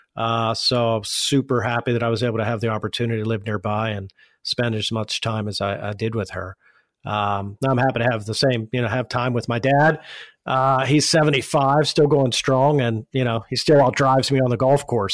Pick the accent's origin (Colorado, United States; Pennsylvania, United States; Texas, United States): Pennsylvania, United States; Pittsburgh; moved away as an adult; also born or lived in Washington, D.C.; I was born and raised here in Pittsburgh.